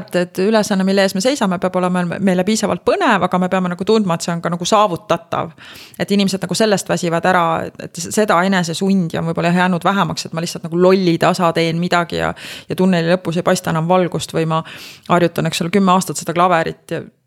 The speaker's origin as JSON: {"language": "Estonian", "town": "Rakvere", "region": "Lääne-Viru County", "country": "Estonia", "tie": "born or raised there", "said": "ma kasvasin Rakveres"}